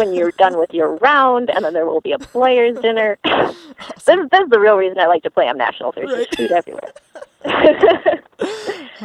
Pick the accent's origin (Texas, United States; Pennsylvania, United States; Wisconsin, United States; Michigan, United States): Michigan, United States; I grew up in Michigan